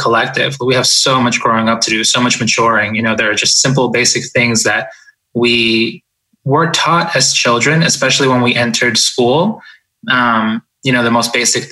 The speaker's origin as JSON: {"language": "English", "town": "Boston", "region": "Massachusetts", "country": "United States", "tie": "born or raised there", "also_born_or_lived": "Ecuador", "said": "We emigrated from Ecuador to the United States, and I grew up in Boston. When we got here, I was about 4 years old."}